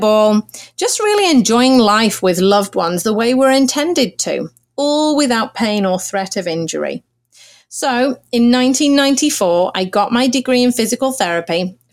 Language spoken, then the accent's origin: English; Manchester, North West England, United Kingdom; moved away as an adult; now in Los Angeles, United States; I was raised in England, born in Manchester, which is about 200 miles north of London, and grew up there